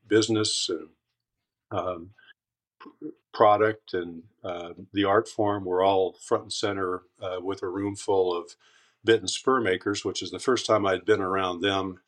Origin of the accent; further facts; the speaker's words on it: Caldwell, Idaho, United States; moved away as an adult; also born or lived in Twin Falls, Idaho; I was born in Twin Falls and um, grew up in Caldwell, uh, just outside of Boise